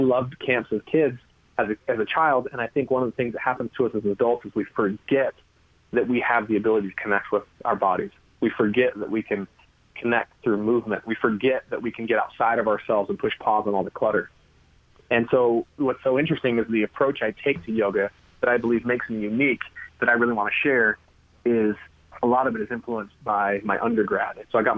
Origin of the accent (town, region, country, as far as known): California, United States; born or raised there